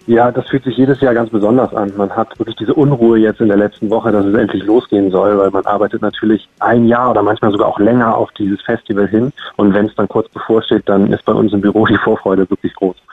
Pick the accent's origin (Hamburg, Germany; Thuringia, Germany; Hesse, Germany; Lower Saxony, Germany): Hamburg, Germany; als Hamburger